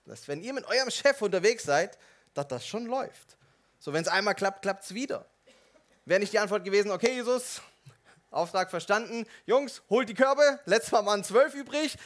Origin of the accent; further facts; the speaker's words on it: Swabia, Germany; Als Schwabe würde ich fragen